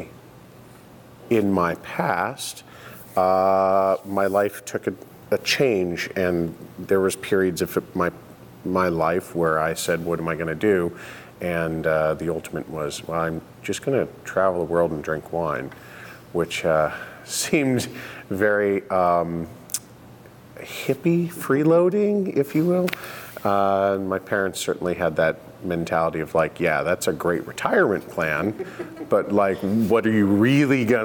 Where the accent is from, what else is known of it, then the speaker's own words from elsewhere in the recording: Houston, Texas, United States; moved away as an adult; also born or lived in Denver, Colorado / Ohio; now in Oregon, United States; Grew up, spent most of my life, almost all my life in Houston, Texas